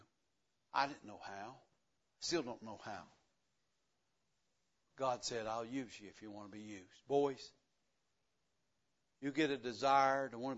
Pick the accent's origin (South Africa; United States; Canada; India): United States; the South; accent: country; I was born in the South and I lived it to the fullest. I didn't care anything about English anyway. We just talk country. Everybody in the South, everybody understands me.